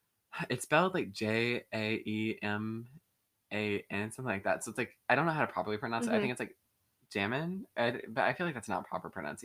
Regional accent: Atlanta, Georgia, United States; I'm very thankful that I grew up in Atlanta because I feel like it's a perfect balance between city

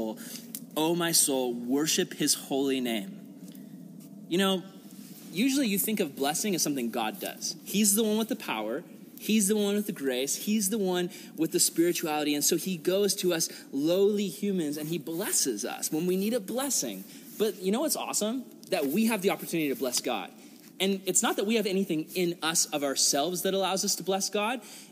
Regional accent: United States; I'm an American

